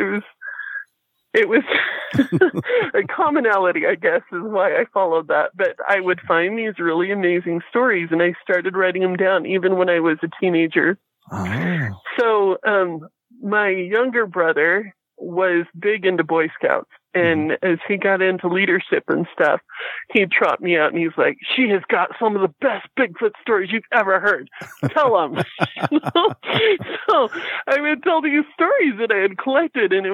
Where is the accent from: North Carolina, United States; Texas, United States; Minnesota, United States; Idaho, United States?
Idaho, United States; Fort Hall; I grew up on the Shoban Indian Reservation down by Fort Hall